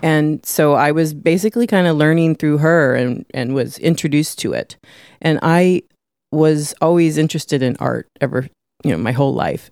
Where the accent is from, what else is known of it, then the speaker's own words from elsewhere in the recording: San Francisco, Grass Valley, California, United States; I was born in San Francisco, one of the f, five people that were ever born in San Francisco.